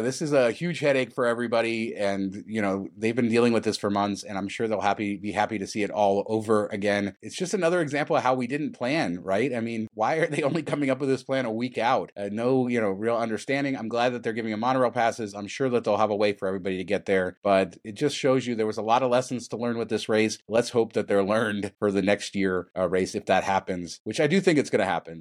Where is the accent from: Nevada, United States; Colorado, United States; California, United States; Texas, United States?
Nevada, United States; Las Vegas; I was raised in Las Vegas